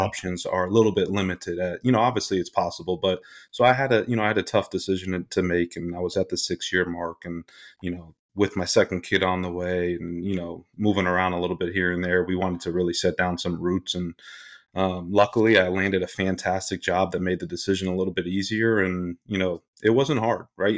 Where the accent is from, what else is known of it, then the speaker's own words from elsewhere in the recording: Rockland County, New York, United States; born and raised in Rockland County, New York